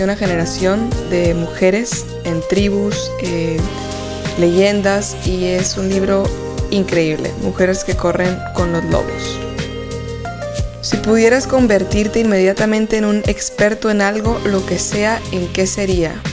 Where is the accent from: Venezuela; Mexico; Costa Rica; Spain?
Mexico; Tijuana, Baja California; also born or lived in United States; yo crecí en Estados Unidos y en Tijuana.